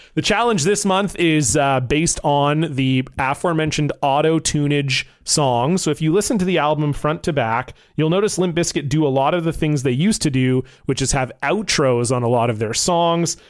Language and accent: English; Vancouver, British Columbia, Canada; I'm from Vancouver, B C, Canada